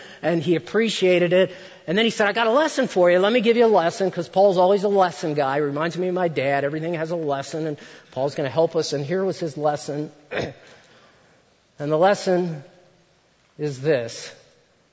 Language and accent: English; United States; I grew up just outside of Washington, D.C.